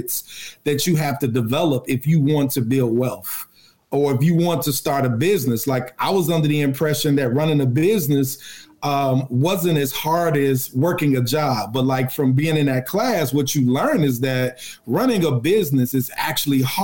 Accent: Chicago, Illinois, United States; Where I grew up on the South Side

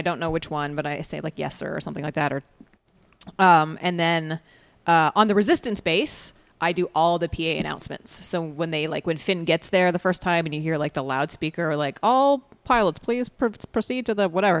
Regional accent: Canada; accent: Canadian; when I went to theater school, the first thing they did was like beat my Canadian accent out of me and then give me a British accent.

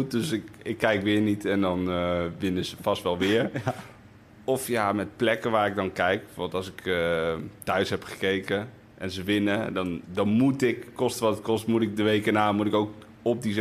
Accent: Spain; Want ik, ik ben opgegroeid op Spaanse scholen met veel sport

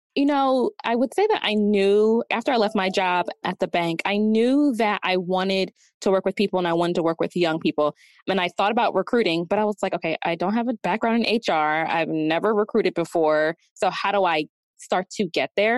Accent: Delaware, United States; moved away as an adult; now in Atlanta, United States; I'm from Delaware, so I decided to move here to Atlanta

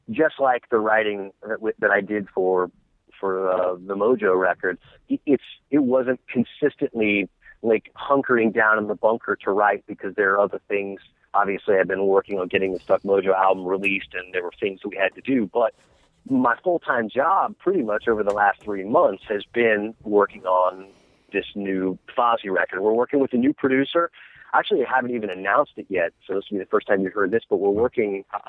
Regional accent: Atlanta, Georgia, United States; I'm from Atlanta, Georgia

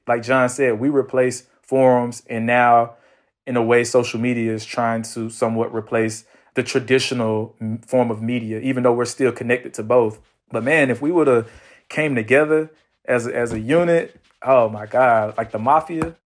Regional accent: Atlanta, Georgia, United States; I'm from Atlanta

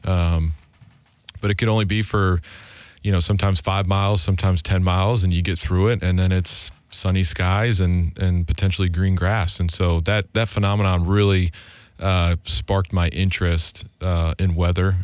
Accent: Grand Island, New York, United States; moved away as an adult; also born or lived in Nashville, Tennessee; I grew up in Grand Island, New York

